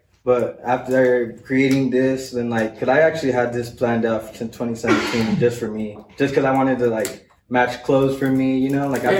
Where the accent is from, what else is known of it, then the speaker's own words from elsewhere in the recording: Arizona, United States; now in Las Cruces, United States; I'm actually from Arizona.